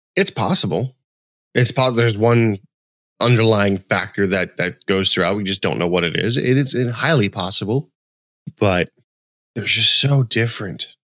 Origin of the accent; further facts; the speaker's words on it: West Coast, United States; moved away; I grew up on the West Coast.